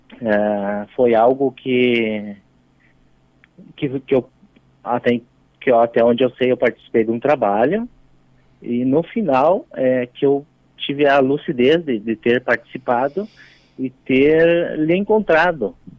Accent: Rio Grande do Sul, Brazil; eu sou do Rio Grande do Sul e oh. atualmente na Serra Gaúcha

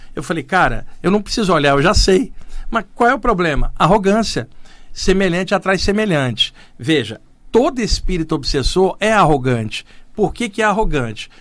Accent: Rio de Janeiro, Brazil; moved away as an adult; now in São Paulo, Brazil; nos anos que eu cresci e morei no Rio de Janeiro

